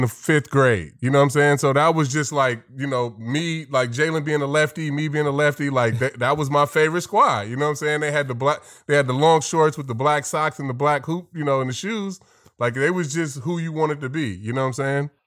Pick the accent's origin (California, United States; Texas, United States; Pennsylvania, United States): California, United States; the Bay Area; growing up in the Bay, you know, we big, big sports area